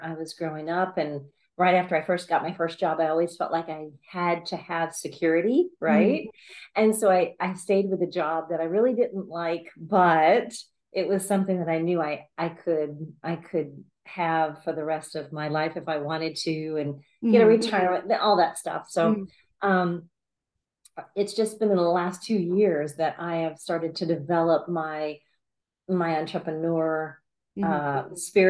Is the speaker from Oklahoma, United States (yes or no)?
no; Alabama, United States; now in San Antonio, United States; So I am a real estate agent in San Antonio, is where I live. And I came from Alabama.